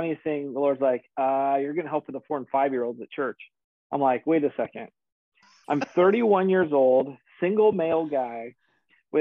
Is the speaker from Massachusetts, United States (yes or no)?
no; Oregon, United States; moved away as an adult; I was born and raised in Oregon